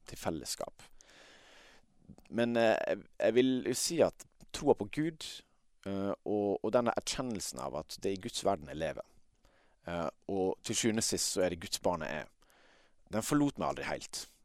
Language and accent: Norwegian; Møre og Romsdal, Norway; accent: Sunnmøre dialect; men jeg kjenner meg jo kanskje mest som vestlending, og det hører du kanskje på dialekta også. Eh, det, det er mest sunnmørsdialekt